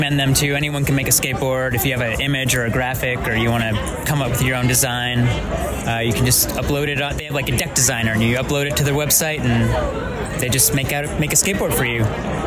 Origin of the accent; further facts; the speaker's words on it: Albuquerque, New Mexico, United States; I'm from Albuquerque, so I grew up here, was born and raised